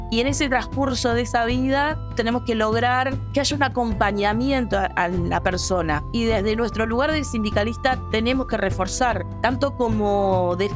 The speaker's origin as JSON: {"language": "Spanish", "region": "Montevideo", "country": "Uruguay", "said": "Montevideo soy de, un barrio que está muy cercano a San José, que es la parte rural de Montevideo."}